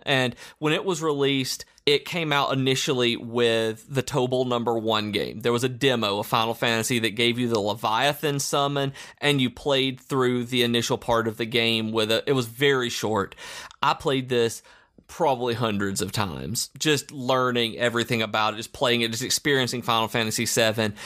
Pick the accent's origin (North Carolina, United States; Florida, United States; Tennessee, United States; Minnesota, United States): Tennessee, United States; Lawrenceburg; I grew up in Lawrenceburg, Tennessee